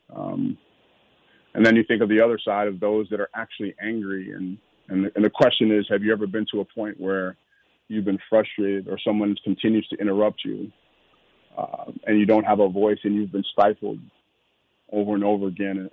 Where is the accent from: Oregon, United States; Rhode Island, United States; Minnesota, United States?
Minnesota, United States; Minneapolis; growing up in South Minneapolis